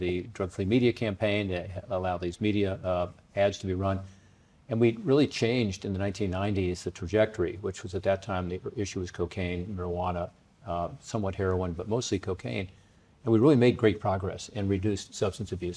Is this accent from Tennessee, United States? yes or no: no; Cincinnati, Ohio, United States; also born or lived in Washington, D.C.; Cincinnati, my hometown that I lived